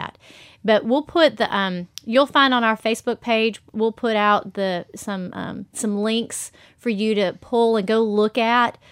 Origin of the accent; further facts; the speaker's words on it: the South, United States; we are from the South